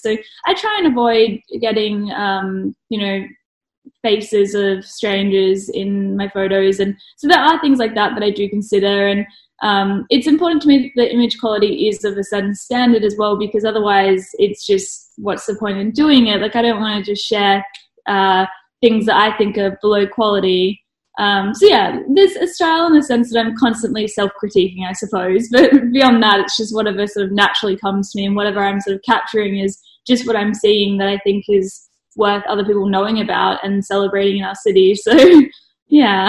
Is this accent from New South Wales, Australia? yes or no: no; Brisbane, Queensland, Australia; also born or lived in Melbourne; now in Adelaide, Australia; I was born in Melbourne, grew up in Brisbane